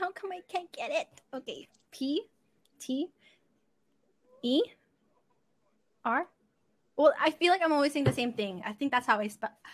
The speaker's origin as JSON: {"language": "English", "country": "Canada", "said": "we're Canadian"}